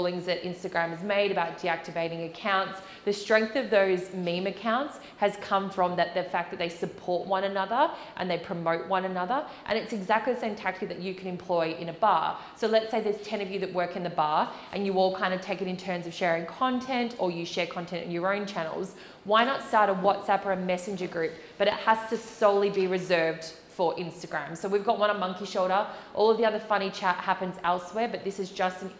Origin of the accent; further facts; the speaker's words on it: Australia; moved away; I am Australian, and a lot of my family and friends are in Australia